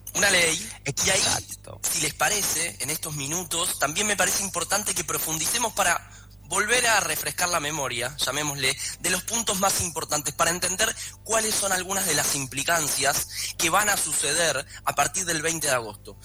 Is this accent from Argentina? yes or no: yes; Argentina